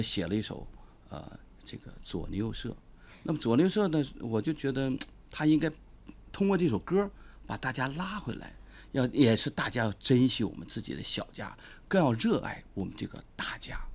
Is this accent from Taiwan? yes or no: no; Liaoning, China; 我是东北人